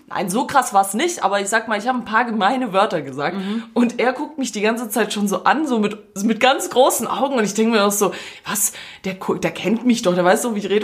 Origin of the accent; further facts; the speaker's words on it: Croatia; also born or lived in Swabia; Ich bin eigentlich Kroate, aber ich tu so als Fake-Schwabe.